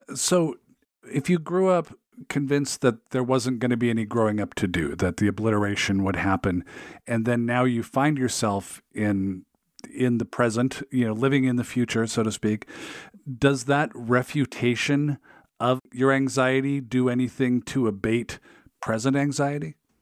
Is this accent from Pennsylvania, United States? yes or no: no; Seattle, Washington, United States; I grew up in the Seattle area